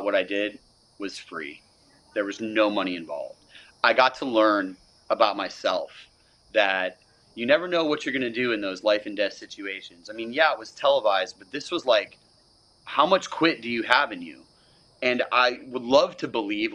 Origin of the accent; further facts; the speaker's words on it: Florida, United States; I am from Florida